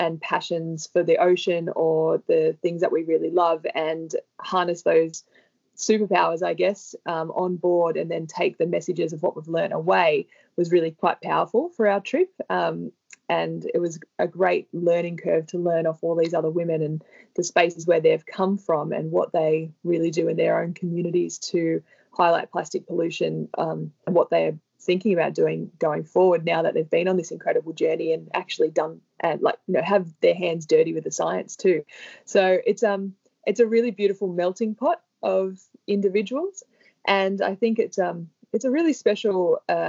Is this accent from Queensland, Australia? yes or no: no; Sydney, New South Wales, Australia; I grew up in Sydney